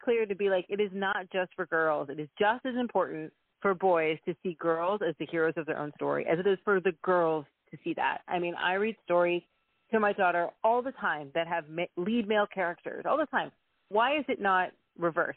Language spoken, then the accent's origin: English; Texas, United States; now in Canada; I am born and raised in Texas.